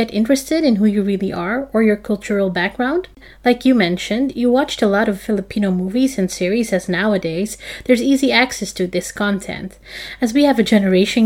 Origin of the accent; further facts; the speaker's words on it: Amsterdam, North Holland, Netherlands; I have my home where I grow up here in Amsterdam, which is really my home.